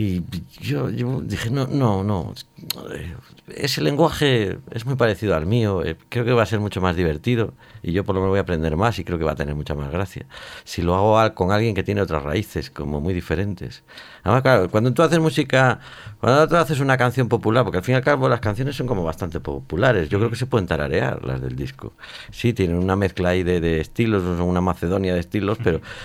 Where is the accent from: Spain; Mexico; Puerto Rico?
Spain; Vigo, Galicia; soy de Vigo